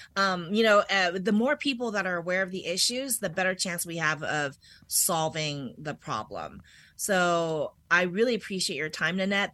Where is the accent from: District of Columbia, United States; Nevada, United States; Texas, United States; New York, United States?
District of Columbia, United States; Washington; moved away as an adult; also born or lived in Germany; I'm actually from this area